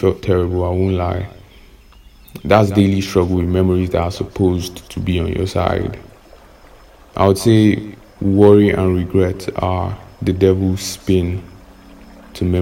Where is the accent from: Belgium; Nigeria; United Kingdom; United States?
Nigeria